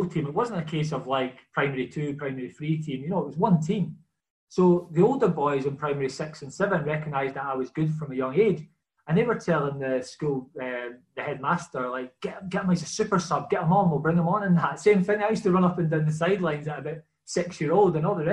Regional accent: Dalkeith, Scotland, United Kingdom; I'm from the estate just outside Dalkeith, Mayfield

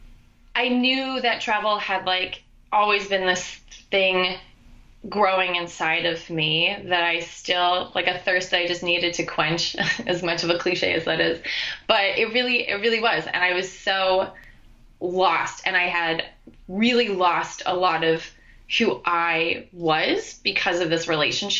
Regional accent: upstate New York, United States; also born or lived in Westchester, New York; I am a New Yorker. I went to school in New York. I'm originally from upstate

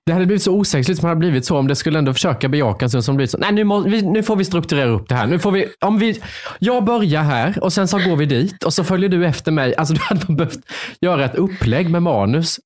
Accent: Värnamo, Jönköping County, Sweden; moved away; Jag kom från Värnamo, det är ännu mindre

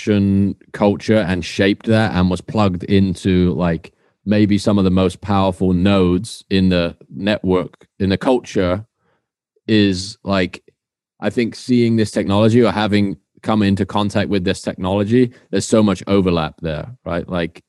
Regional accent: Swindon, South West England, United Kingdom

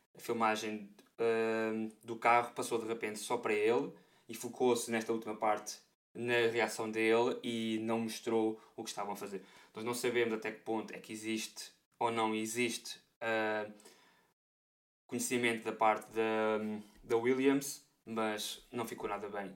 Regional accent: Portugal; comunidade portuguesa, não é? De onde eu venho

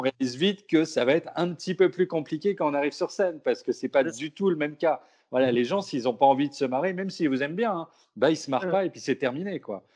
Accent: Brittany, France; born or raised there; also born or lived in Pessac

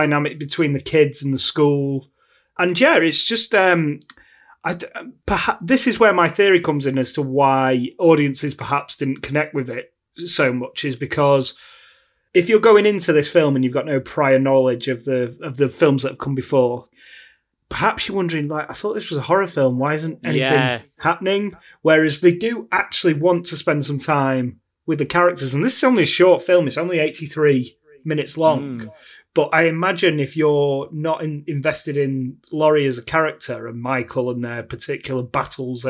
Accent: United Kingdom; me and you, we're British

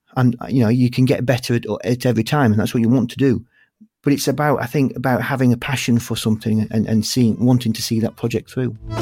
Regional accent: Yorkshire and the Humber, United Kingdom; accent: Yorkshire; my Yorkshire accent

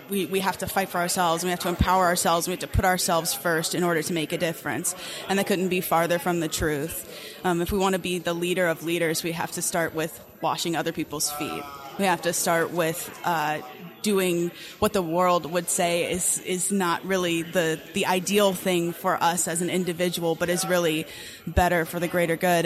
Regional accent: Charlotte, North Carolina, United States; now in Lynchburg, United States; I'm originally from Charlotte, North Carolina, but I currently reside most of the time in Lynchburg, Virginia these days

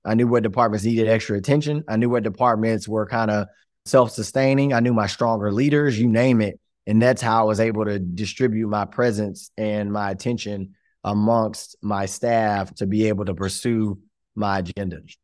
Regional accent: Shreveport, Louisiana, United States; I am from Shreveport, Louisiana, where I proudly am sitting today. Was born and raised right here

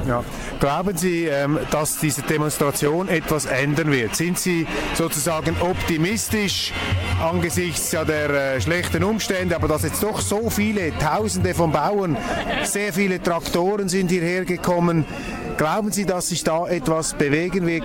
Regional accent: Switzerland; als Schweizer

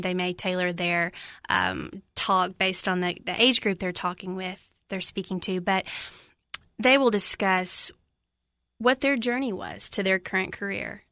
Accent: Lafayette, Tennessee, United States; moved away as an adult; now in Cookeville, United States; from Macon County, Tennessee, little town Lafayette, about an hour northwest of here

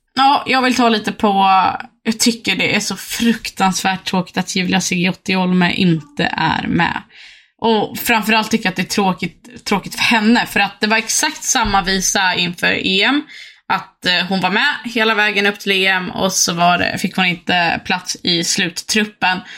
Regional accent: Uppsala, Uppsala County, Sweden; vi är från Uppsala

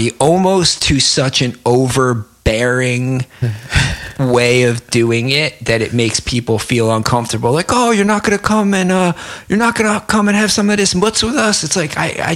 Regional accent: New Jersey, United States; New Jersey

